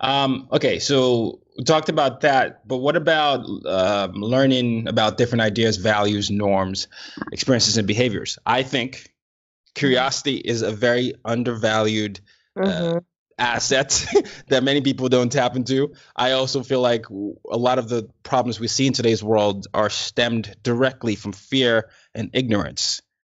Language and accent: English; Nigeria; I was initially told that therapists were only for Americans, you know, or people in the West, and I'm Nigerian.